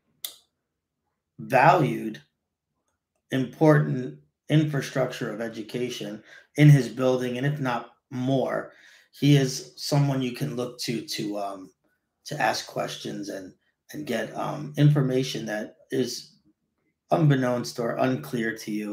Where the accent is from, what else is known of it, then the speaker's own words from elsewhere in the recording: New York City, New York, United States; I grew up in College Point, and back in the day, College Point was crazy awesome